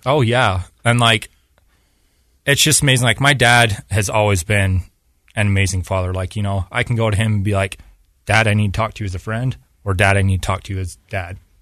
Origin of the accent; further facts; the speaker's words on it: Payson, Utah, United States; also born or lived in Mississippi / Oregon; I was born and raised in Payson down in Utah County. And that's where I lived most of my life